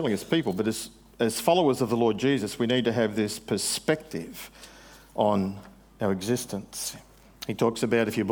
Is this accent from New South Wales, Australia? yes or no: yes; New South Wales, Australia; moved away as an adult; now in Queensland, Australia; I'm from New South Wales.